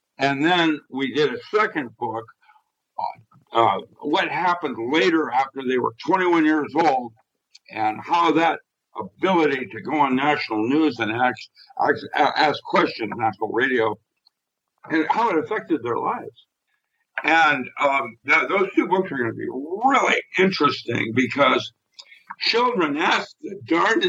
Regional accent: Philippines; when I was growing up in the Philippines, I had Latin in second grade

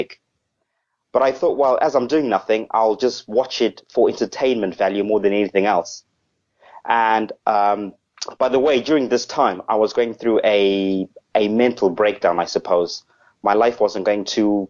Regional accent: Zimbabwe; now in Southampton, United Kingdom; I'm actually originally from Africa. I'm originally a Zimbabwean

